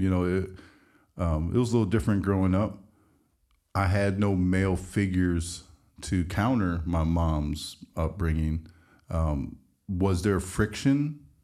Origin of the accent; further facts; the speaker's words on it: Midwest, United States; growing up in the Midwest